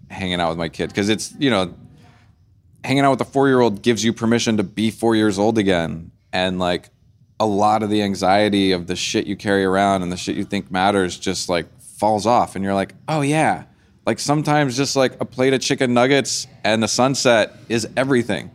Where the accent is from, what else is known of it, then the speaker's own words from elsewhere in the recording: New Orleans, Louisiana, United States; I grew up in New Orleans listening to a lot of, like, blues and jazz